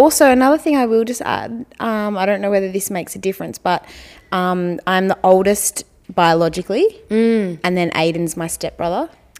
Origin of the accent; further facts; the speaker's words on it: Mount Macedon, Victoria, Australia; moved away as an adult; now in Richmond, Australia; I grew up in Mount Macedon